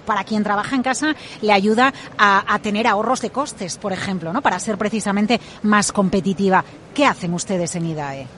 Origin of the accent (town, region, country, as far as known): Spain